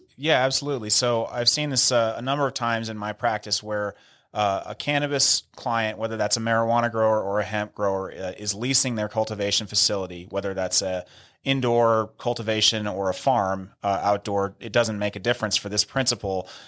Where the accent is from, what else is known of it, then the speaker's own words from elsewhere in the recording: near San Rafael, Northern California, United States; moved away as an adult; now in Denver, United States; San Rafael High School in San Rafael, which is one town over from where I grew up